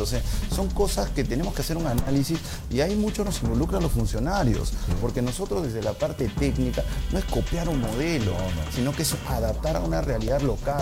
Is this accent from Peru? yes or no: yes; Peru; como peruano y como funcionario